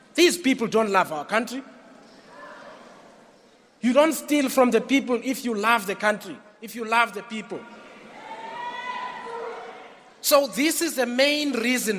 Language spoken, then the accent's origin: English; Mqanduli, Eastern Cape, South Africa; I come from the Eastern Cape, from the former Transkei